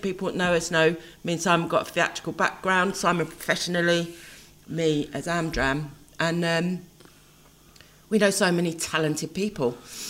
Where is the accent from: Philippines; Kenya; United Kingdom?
United Kingdom; England; that's something else we do as English.